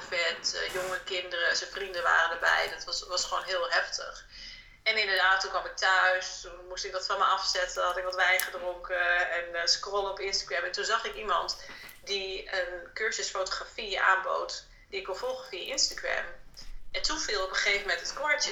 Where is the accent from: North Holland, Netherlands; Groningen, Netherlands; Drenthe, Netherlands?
Groningen, Netherlands; Delfzijl; ik ben opgegroeid in Delfzijl. Dat is een stad helemaal in het noorden van Groningen